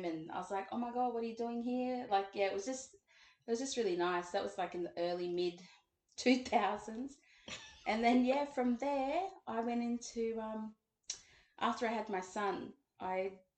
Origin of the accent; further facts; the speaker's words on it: Brisbane, Queensland, Australia; moved away as an adult; also born or lived in Mabuiag Island / Old Mapoon / Cape York; now in Sydney, Australia; I was born in Brisbane and raised in a place called Inala